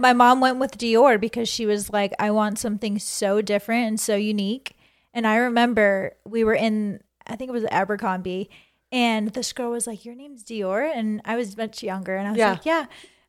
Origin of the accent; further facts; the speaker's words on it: Peabody, Massachusetts, United States; Peabody, Massachusetts. I born and raised there, I don't know, kindergarten. Kindergarten, elementary school, middle school, high school.